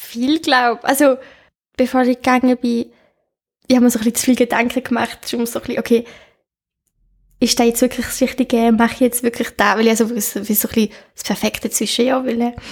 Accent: Netherlands; Schön, das ist mein Heimatland.

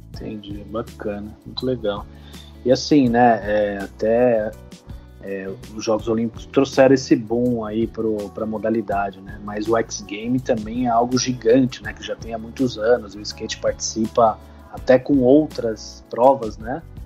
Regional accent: São Paulo, Brazil; A gente é de São Paulo

